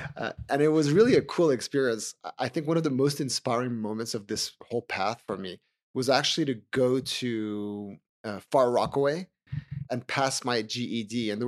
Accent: Switzerland; moved away as an adult; now in New York, United States; So I'm Swiss originally. I grew up in Switzerland and I spent the first 20 years of my career working in finance. I built two companies from the ground up. And during that time, I also moved to New York.

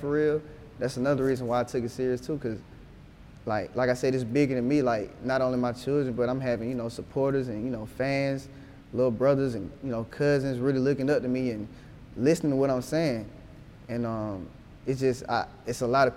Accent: Atlanta, Georgia, United States; also born or lived in Decatur, Georgia; growing up in Atlanta

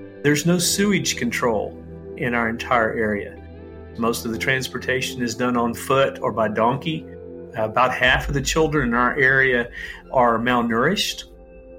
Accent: Dallas, Texas, United States; moved away as an adult; now in Haiti; Growing up, I had the best of everything. My dad is a surgeon, and we're generations from Dallas, Texas

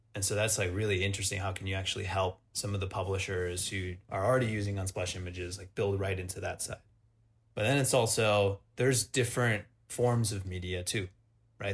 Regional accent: Wisconsin, United States; moved away; also born or lived in Montreal; I'm from Wisconsin.

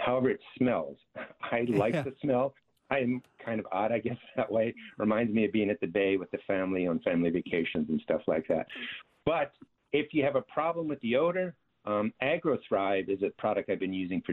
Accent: New Jersey, United States; I actually grew up in a garden state, so I'm from South Jersey

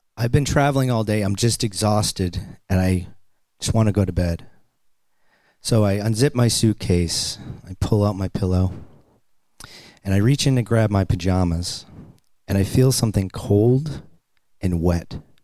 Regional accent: Boston, Massachusetts, United States; I'm a kid from Boston, and I grew up on welfare

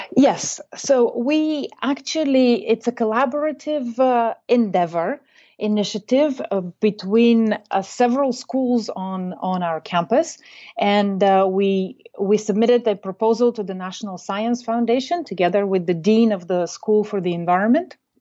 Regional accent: Bulgaria; moved away as an adult; now in United States; I come originally from Bulgaria, but I came to the United States in nineteen ninety-two and studied at Mount Holyoke College

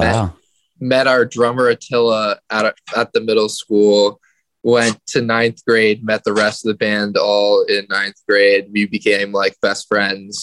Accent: New York City, New York, United States; also born or lived in Portland, Oregon; I was born in Brooklyn, New York. Raised in Brooklyn.

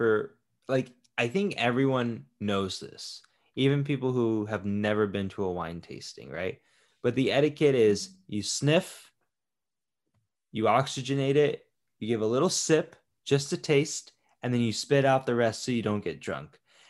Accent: Florida, United States; Yeah, but I grew up in Florida, So I've seen some shit with clippers, nail clippers.

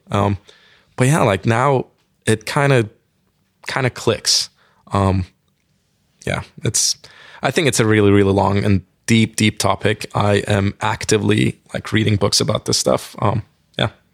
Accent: Turkey; English is a second language; moved away as an adult; now in United States; I'm an immigrant, obviously, like, I'm from Turkey

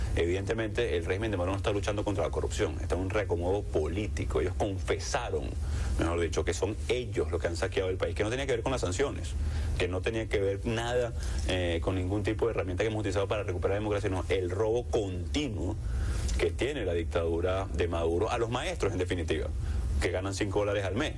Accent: La Guaira, Venezuela; La Guaira, mi pueblo natal

